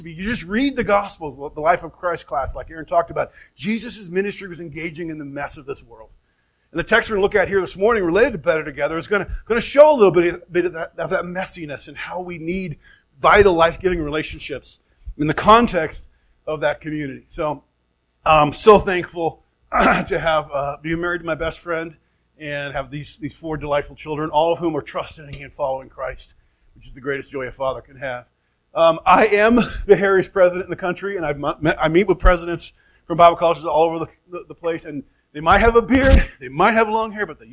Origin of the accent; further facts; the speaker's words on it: Oregon, United States; moved away as an adult; also born or lived in Phoenix, Arizona; now in Flagstaff, United States; family up in Oregon, both born and raised